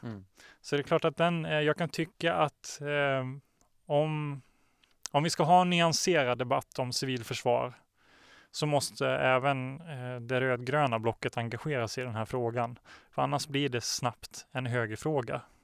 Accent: Småland, Sweden; moved away; also born or lived in Norrland; jag är från Småland

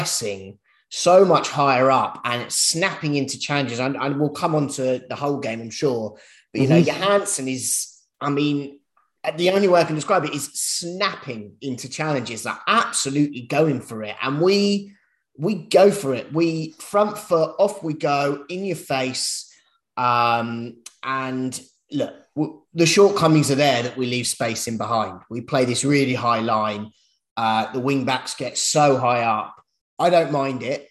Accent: London, United Kingdom; I'm from North London

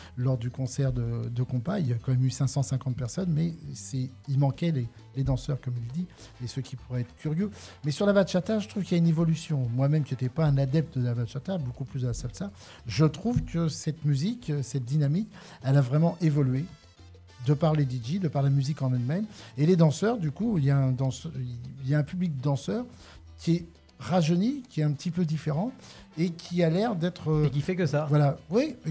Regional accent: Paris region, Île-de-France, France; moved away as an adult; now in Le Thor, France; je suis issu de la région parisienne

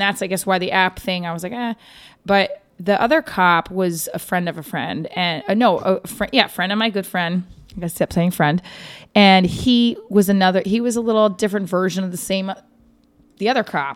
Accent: New Jersey, United States; I'm from Jersey, but I am right outside New York City

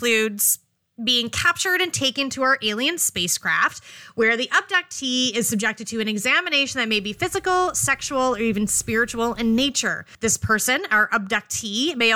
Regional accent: Canada; we are Canadian

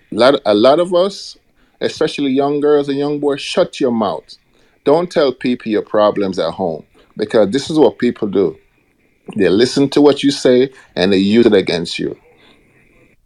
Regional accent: Jamaica; moved away; growing up in Jamaica

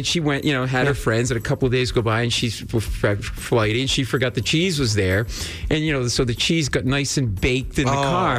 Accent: Rhode Island, United States; now in New York, United States; Not born and raised in New England, Rhode Island.

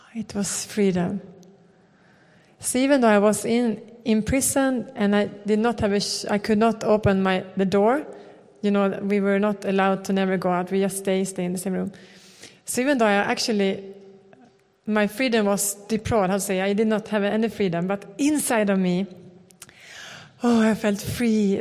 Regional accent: Sweden; We come from Sweden

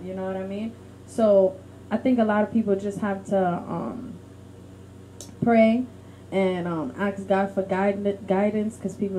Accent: Haiti; I'm from Haiti, I'm a vagabond, and this and that, I'm a gangster, I was a big gangster in Haiti

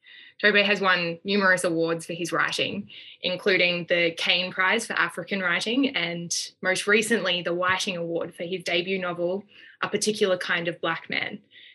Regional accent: Australia; moved away as an adult; now in Oxford, United Kingdom; I'm an Australian Rhodes Scholar in my second year at Oxford.

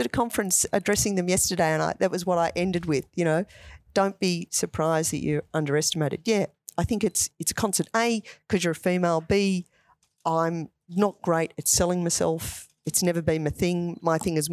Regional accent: Ashwood, Victoria, Australia; I grew up in Ashwood.

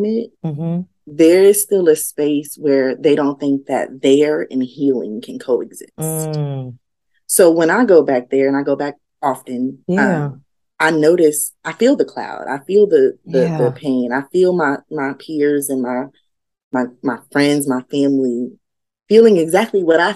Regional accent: Yonkers, New York, United States; I grew up in Yonkers, New York.

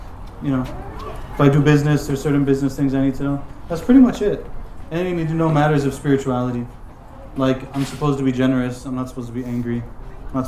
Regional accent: United States; I'm from America

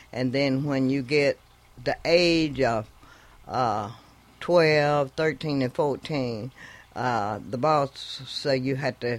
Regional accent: Greenwood, Mississippi, United States; moved away; also born or lived in Gary, Indiana; I was born and raised in Mississippi, and I come up, went to school there as a kid

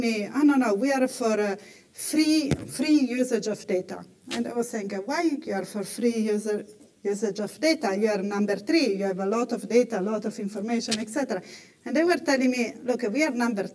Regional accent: Italy; I come from Italy

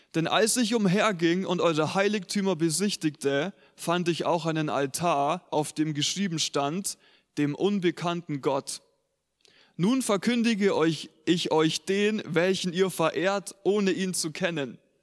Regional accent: Germany; Wir als Deutsche

